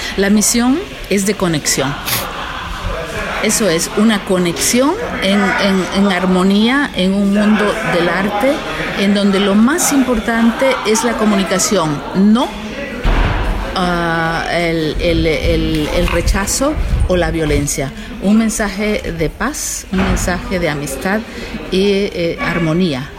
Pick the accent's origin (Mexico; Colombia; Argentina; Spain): Mexico; lo que hacemos en, México